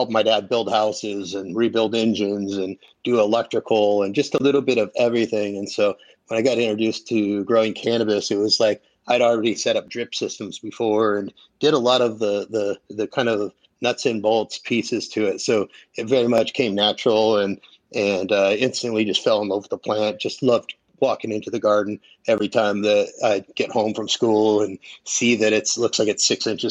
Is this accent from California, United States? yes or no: yes; Mendocino County, California, United States; also born or lived in Humboldt County, California; I was born in Humboldt County, but moved to Mendo when I was about 11. So I went to high school in Mendocino County